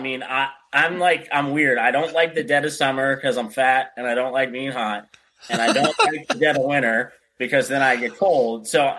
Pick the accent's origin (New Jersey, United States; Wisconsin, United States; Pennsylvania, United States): Pennsylvania, United States; also born or lived in Michigan; So I was born here in Pennsylvania, moved to Michigan, which is just another even colder state.